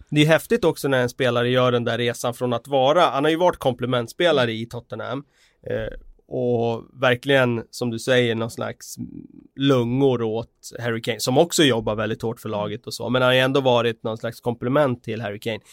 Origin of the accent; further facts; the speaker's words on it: Västerås, Västmanland, Sweden; moved away; hemma i Västerås